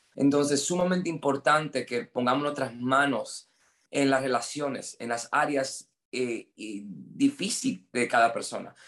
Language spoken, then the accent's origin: Spanish; United States; Spanish is a second language; moved away; yo soy gringo, entonces mi español es un poquito malo.